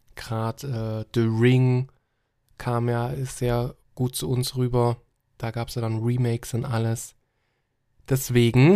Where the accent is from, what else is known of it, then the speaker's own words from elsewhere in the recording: Germany; hier bei uns in Deutschland